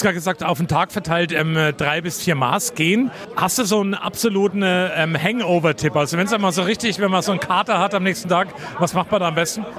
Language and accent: German; Coburg, Bavaria, Germany; ich bin der gebürtige Coburger